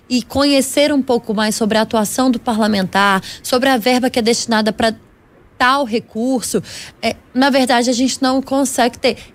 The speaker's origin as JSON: {"language": "Portuguese", "region": "Minas Gerais", "country": "Brazil", "said": "eu espero, enquanto mineira, que a gente tenha em breve uma melhora no índice dos parlamentares mineiros, né?"}